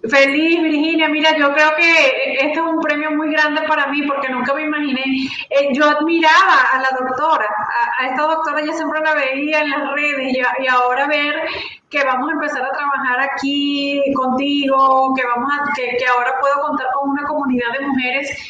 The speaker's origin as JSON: {"language": "Spanish", "country": "Venezuela", "moved": "yes"}